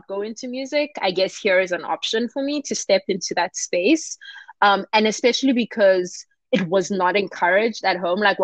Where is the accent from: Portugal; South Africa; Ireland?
South Africa; moved away as an adult; now in United States; The only two countries I've actually been to are South Africa and the US. So the first time I left my home country was in 2018 when I came here to do my auditions